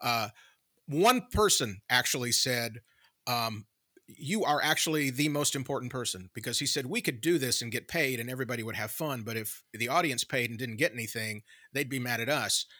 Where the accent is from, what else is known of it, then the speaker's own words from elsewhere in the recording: Tupelo, Mississippi, United States; Tupelo, my hometown